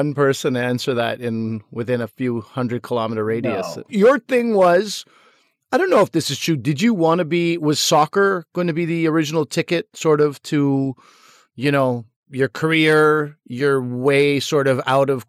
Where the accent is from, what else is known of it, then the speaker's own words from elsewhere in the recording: Pakistan; I'm Pakistani.